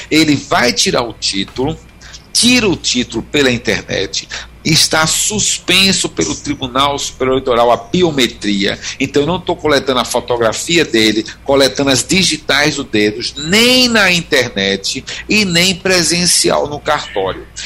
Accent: Recife, Pernambuco, Brazil; eu sou de Recife, mas eu voto há anos na rua da minha mãe, eu, uhum. em Olinda.

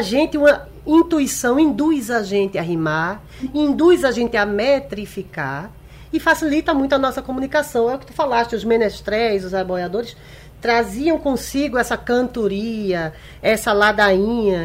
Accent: Recife, Pernambuco, Brazil; Eu sou nascida e criada em Recife

